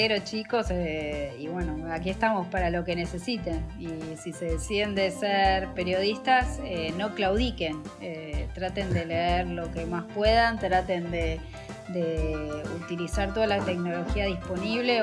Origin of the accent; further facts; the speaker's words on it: Buenos Aires, Argentina; yo soy de Floresta, pero mis abuelos eran de Caballito